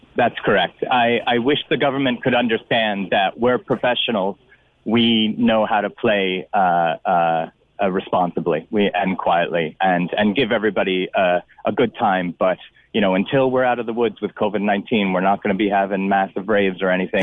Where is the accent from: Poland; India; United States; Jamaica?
United States; now in Cork, Ireland; I'm from America